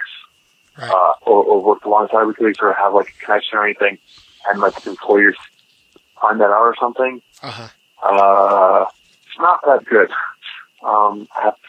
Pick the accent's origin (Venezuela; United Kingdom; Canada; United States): Canada; I'm Canadian